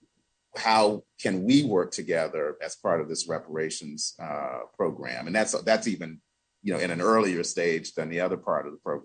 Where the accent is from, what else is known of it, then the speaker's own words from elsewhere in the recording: United States; I was born in the United States of America. Generation and generation and generation before me and my family on both sides of my family were born here